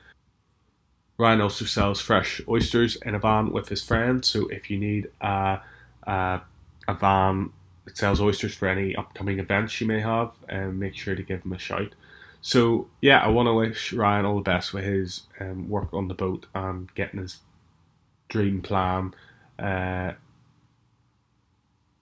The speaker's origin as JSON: {"language": "English", "area": "Strangford Lough", "region": "Northern Ireland", "country": "United Kingdom", "tie": "born or raised there", "said": "growing up on Strangford Lock, same place where I've grown up"}